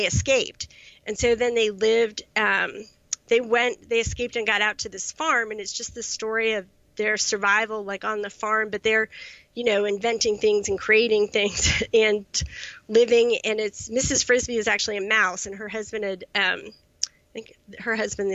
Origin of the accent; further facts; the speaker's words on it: United States; also born or lived in Charlottesville, Virginia; I grew up generally in the Washington, D.C. suburbs